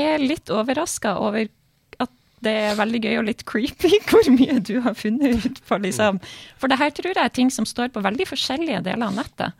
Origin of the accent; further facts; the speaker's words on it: Bodø, Nordland, Norway; som sto på stua hjemme i Bodø